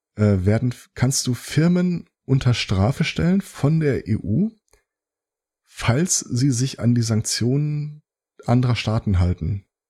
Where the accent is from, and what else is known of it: Germany